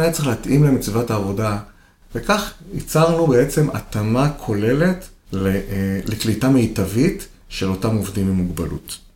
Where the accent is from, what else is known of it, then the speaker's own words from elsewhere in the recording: Kiryat Yam, Haifa District, Israel; אני גדלתי בקריית ים, עיר שהיא קולטת עלייה.